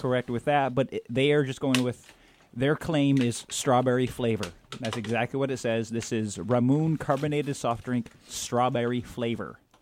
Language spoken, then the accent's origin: English; outside of Ann Arbor, Michigan, United States; moved away as an adult; also born or lived in Wisconsin; I grew up outside of Ann Arbor, Michigan